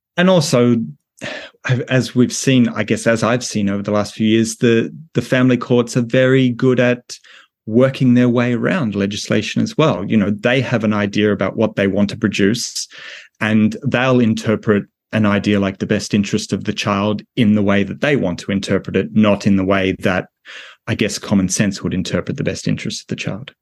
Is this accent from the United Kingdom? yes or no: no; Australia; my home country of Australia